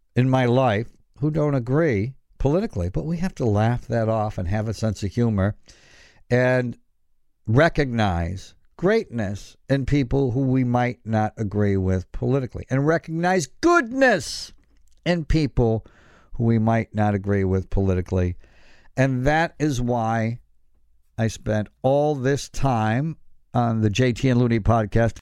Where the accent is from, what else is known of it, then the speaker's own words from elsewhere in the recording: Elmira, New York, United States; I grew up in a very conservative hometown, Elmira, New York